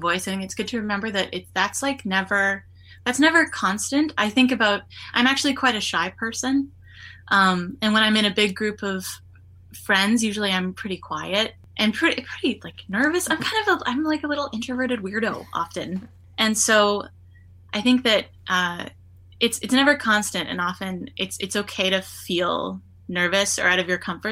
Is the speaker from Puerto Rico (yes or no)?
no; Winnipeg, Manitoba, Canada; I was born in Winnipeg, and I grew up in Winnipeg